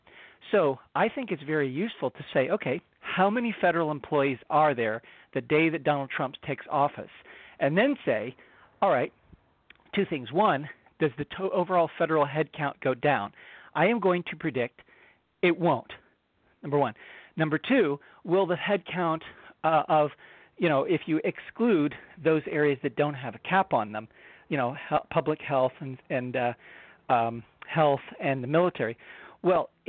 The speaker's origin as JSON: {"language": "English", "town": "Washington", "region": "District of Columbia", "country": "United States", "tie": "born or raised there", "said": "I grew up in Washington, D.C. You know, I went to elementary school and middle school and high school in Washington"}